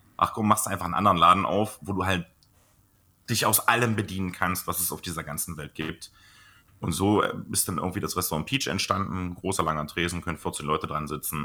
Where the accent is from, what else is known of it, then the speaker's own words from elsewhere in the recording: Blankenburg, Saxony-Anhalt, Germany; bei uns in Blankenburg, was ja tatsächlich mein Geburtsort ist, und das ist unlängst vor meinem Elternhaus